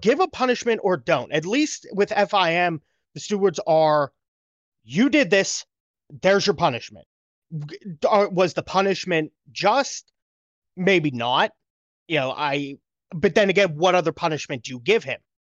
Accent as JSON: {"language": "English", "country": "United States", "said": "as an American, you know, racing fan"}